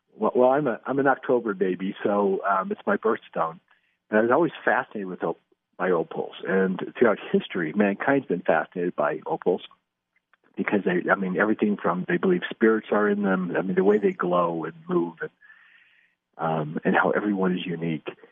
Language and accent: English; Salt Lake City, Utah, United States; also born or lived in Los Angeles, California / Taiwan; now in Salt Lake City, United States; I was born in Salt Lake City